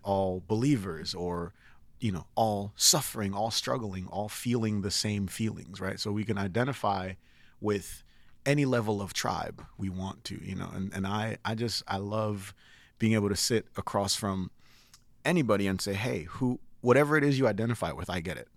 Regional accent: Connecticut, United States; also born or lived in Nigeria; I grew up in Connecticut

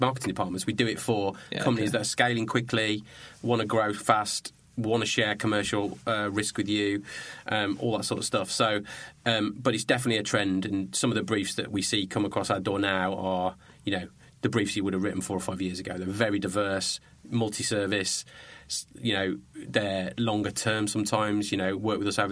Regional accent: Birmingham, West Midlands, United Kingdom; I come from Birmingham. I come from Birmingham.

